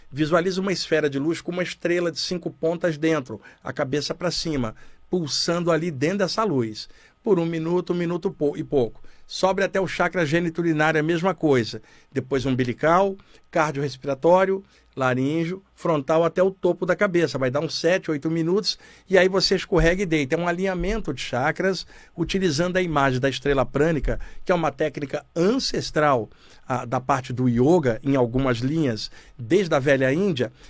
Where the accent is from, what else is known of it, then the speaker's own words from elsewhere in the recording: Criciúma, Santa Catarina, Brazil; Eu, eu sou de Criciúma, Santa Catarina.